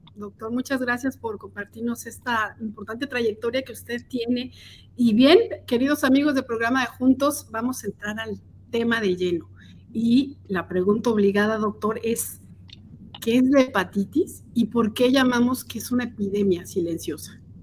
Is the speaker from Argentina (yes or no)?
no; Mexico City, Mexico; moved away as an adult; now in Kansas City, United States; Yo soy originaria de la Ciudad de México, estudié mercadotecnia y tengo casi dos años viviendo aquí en Kansas City